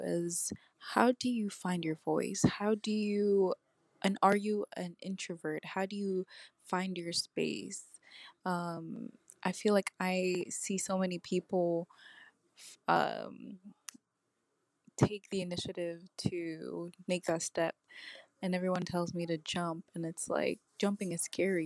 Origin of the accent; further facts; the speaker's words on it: New York, United States; also born or lived in Jamaica; I'm originally born in Jamaica, but I was raised here in New York um, Bronx